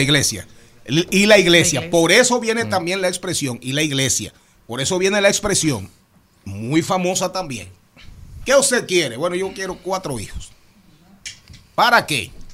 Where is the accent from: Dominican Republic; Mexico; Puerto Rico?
Dominican Republic